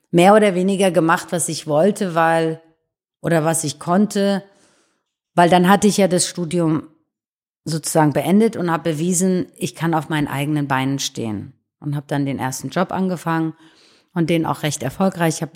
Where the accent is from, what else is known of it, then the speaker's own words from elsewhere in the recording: Iran; born there; da bin ich auch geboren im Iran